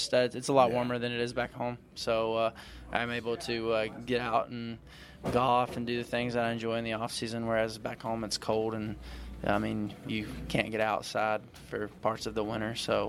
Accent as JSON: {"language": "English", "region": "North Carolina", "country": "United States", "moved": "as an adult", "lives_now": "Cypress, United States", "said": "I'm from North Carolina, and I'll always claim North Carolina. But yeah, I love it here. Love living in the area, and stay out in Cypress."}